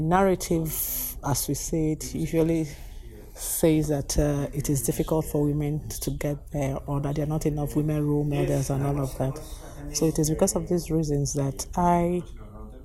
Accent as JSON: {"language": "English", "country": "Nigeria", "said": "I come from Nigeria"}